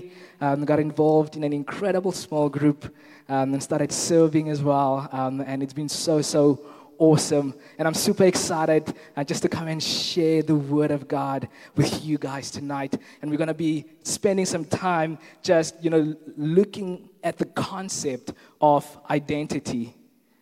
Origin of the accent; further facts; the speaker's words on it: Kathu, Northern Cape, South Africa; moved away as an adult; now in Stellenbosch, South Africa; I'm originally from a very small town in the Northern Cape called Katu